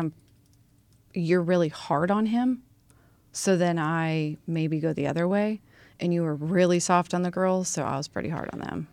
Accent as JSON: {"language": "English", "town": "Lincoln", "region": "Nebraska", "country": "United States", "tie": "born or raised there", "also_born_or_lived": "Omaha, Nebraska / Bellevue, Nebraska", "said": "I grew up in Lincoln, Nebraska."}